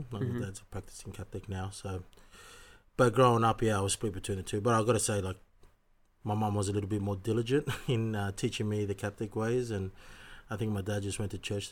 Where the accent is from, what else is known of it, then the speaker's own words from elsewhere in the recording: Sydney, New South Wales, Australia; I was born and raised in Sydney, Australia, and my parents are originally